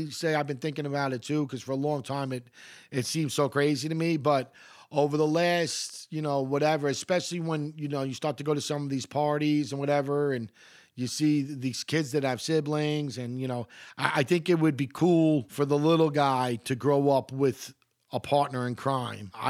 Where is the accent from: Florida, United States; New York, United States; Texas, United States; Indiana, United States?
New York, United States; Queens; You know, I, I come from Queens. It is the most, this is not hyperbole, it is the most gentrified, gentrified city on the planet.